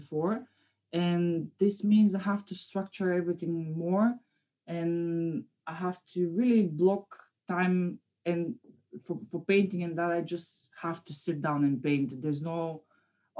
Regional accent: Bulgaria; moved away as an adult; now in London, United Kingdom; I'm from Bulgaria, so I've been living there all my life before I moved to London, obviously. I moved here like 8 years ago

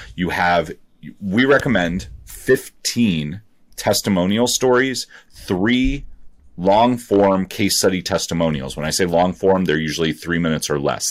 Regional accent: Ohio, United States; I grew up, I grew up in Ohio.

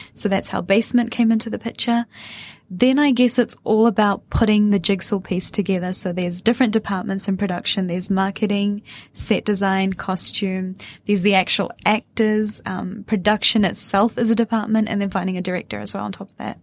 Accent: Auckland, New Zealand; accent: Kiwi; also born or lived in Wellington, New Zealand; I was born and raised in New Zealand, but my parents come from West India

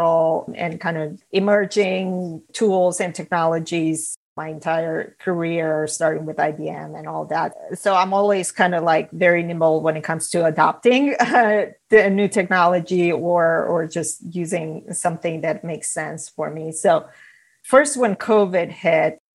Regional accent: Romania; moved away as an adult; now in United States; So I'm originally from Romania. I grew up there.

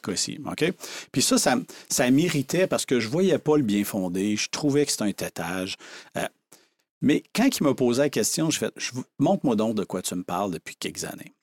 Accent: Saint-Antonin, Quebec, Canada; j'ai grandi sur une ferme dans le coin de Rivière-du-Loup, à Saint-Antonin

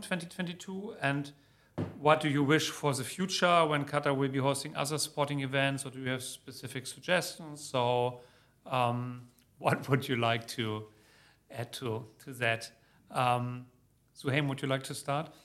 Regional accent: Germany; moved away; my home country, Germany

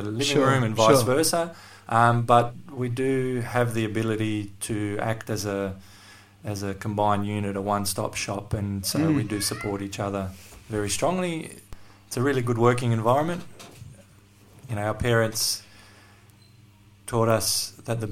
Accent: Darwin, Northern Territory, Australia; born or raised there; also born or lived in Athens, Greece / Sydney, Australia

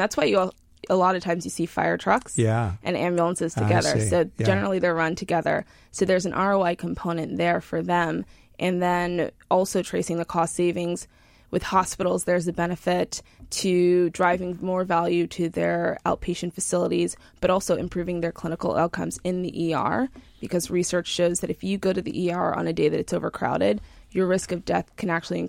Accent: Huntington, New York, United States; Long Island, New York. Yeah. So from Huntington

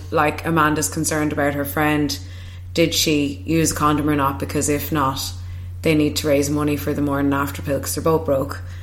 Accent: Kilkenny, Leinster, Ireland; moved away; my hometown in Kilkenny

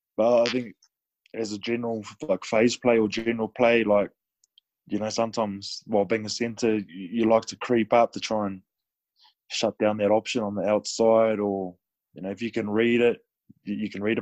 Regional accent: New Zealand; moved away; also born or lived in France; being a New Zealander

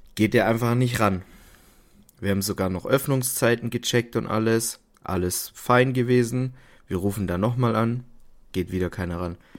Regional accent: the South, Southern Germany, Germany; bei uns im Süden

